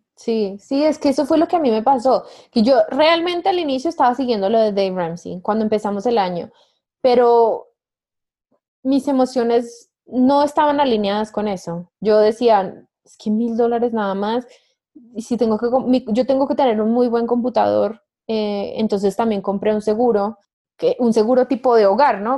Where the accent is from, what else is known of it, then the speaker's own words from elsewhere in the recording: Colombia; una nómada digital colombiana